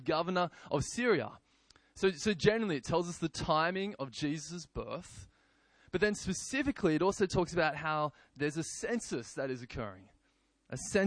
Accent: Gosford, New South Wales, Australia; I was born in Gosford

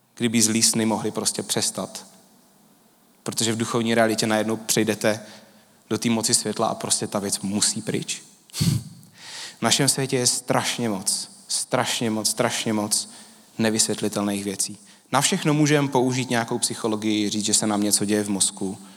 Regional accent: Czechia; My Češi

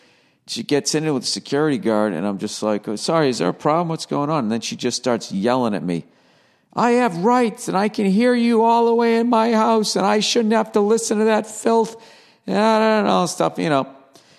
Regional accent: Hollywood, California, United States; I'm from Hollywood.

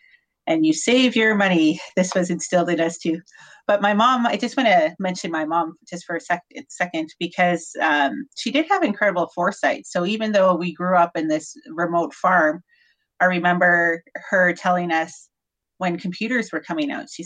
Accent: north of Grande Prairie, Alberta, Canada; I grew up on a farm north of Grand Prairie, very small town.

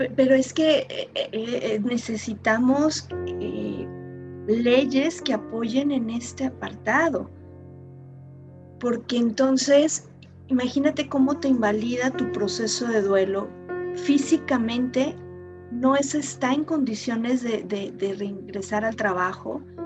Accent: Mexico

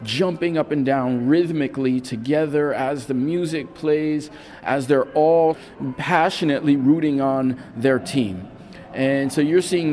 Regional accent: New York, United States; growing up in New York

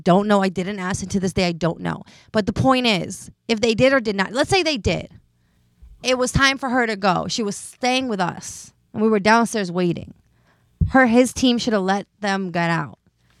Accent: New Jersey, United States; And we're in Vegas. And we're from Jersey.

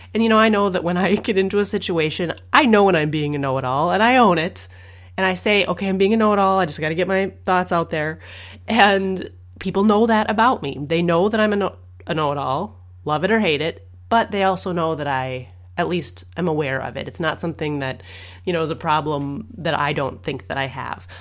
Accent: Minnesota, United States; I'm from Minnesota

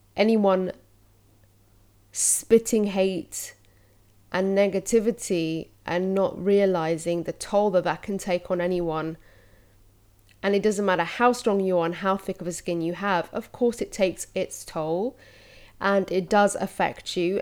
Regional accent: London, United Kingdom; I'm Londoner, born and raised

